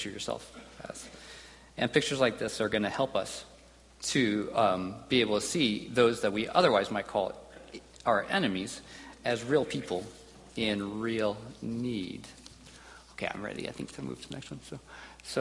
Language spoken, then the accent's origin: English; United States; growing up in America